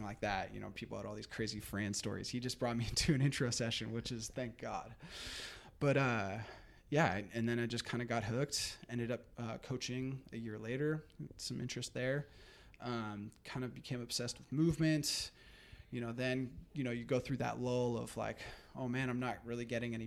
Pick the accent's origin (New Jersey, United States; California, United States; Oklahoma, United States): California, United States; Marin County; I grew up here in Marin County, just like Marcus